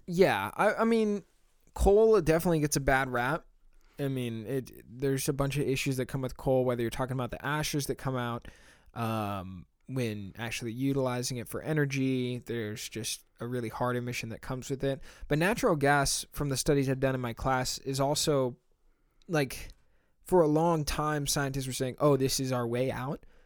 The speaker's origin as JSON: {"language": "English", "country": "United States", "said": "we're both American, if you can't tell from our accents"}